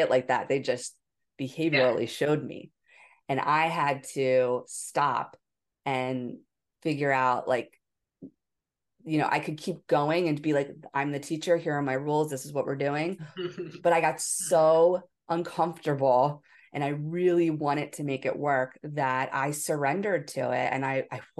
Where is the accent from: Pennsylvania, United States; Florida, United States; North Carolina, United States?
Pennsylvania, United States; Philadelphia; moved away as an adult; also born or lived in Hawaii; I was from Philadelphia